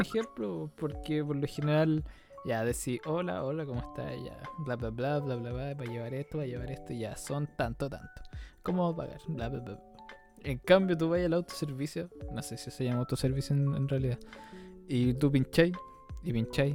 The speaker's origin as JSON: {"language": "Spanish", "country": "Chile", "said": "nosotros como Chile, no sé si como chilenos"}